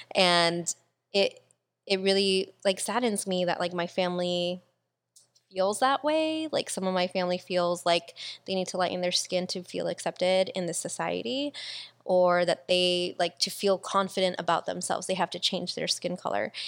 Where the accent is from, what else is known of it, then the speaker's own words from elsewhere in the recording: Philippines; I'm fucking Filipino.